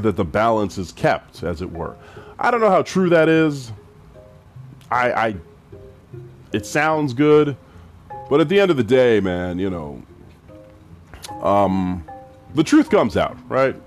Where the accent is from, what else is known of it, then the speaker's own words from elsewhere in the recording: Edmonton, Alberta, Canada; I'm from the west side of Edmonton